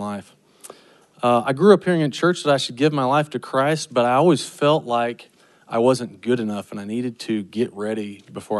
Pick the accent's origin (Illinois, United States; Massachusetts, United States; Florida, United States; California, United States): Illinois, United States; also born or lived in Kentucky; I was born in Kentucky. I grew up in Illinois.